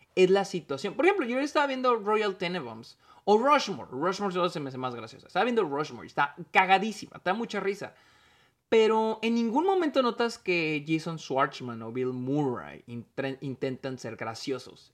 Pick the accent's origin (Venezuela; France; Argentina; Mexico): Mexico; soy mexicano